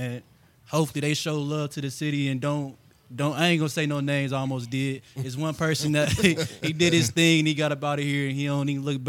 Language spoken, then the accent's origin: English; Kansas City, United States; I'm from Kansas City.